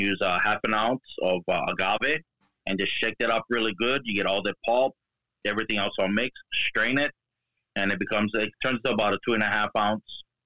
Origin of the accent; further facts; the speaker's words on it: Hawaii, United States; I'm born and raised in Hawaii. Been here pretty much all my life